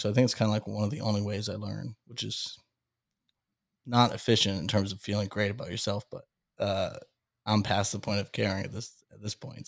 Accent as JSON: {"language": "English", "town": "Salem", "region": "Massachusetts", "country": "United States", "tie": "born or raised there", "said": "I grew up in the Witch City, Salem, Massachusetts"}